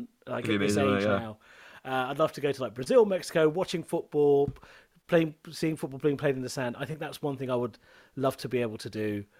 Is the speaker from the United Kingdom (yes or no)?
yes; England, United Kingdom; as a brown kid growing up in England at the time I did in the 90s